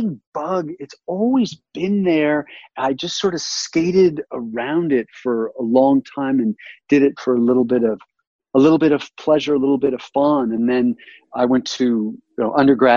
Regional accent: Thousand Oaks, California, United States; moved away as an adult; also born or lived in New York; now in Colorado, United States; I grew up in Thousand Oaks, California

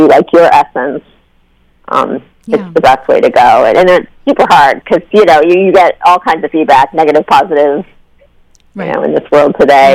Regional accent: Massachusetts, United States; also born or lived in Brooklyn, New York; I grew up in Massachusetts. And I'm actually part-time living in the beach house that I grew up

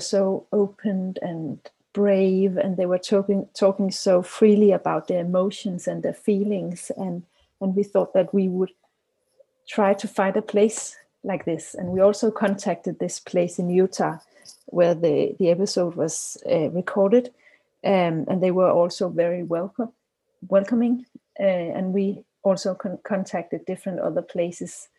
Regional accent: Copenhagen, Capital Region of Denmark, Denmark; I'm from Copenhagen, Denmark

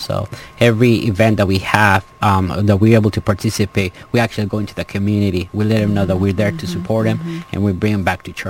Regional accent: Los Angeles, California, United States; I grew up in Canoga Park.

